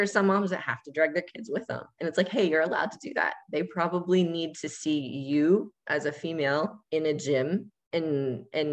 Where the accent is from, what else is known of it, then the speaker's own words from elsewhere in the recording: Ohio, United States; moved away; in my hometown at the time in the middle of nowhere, Ohio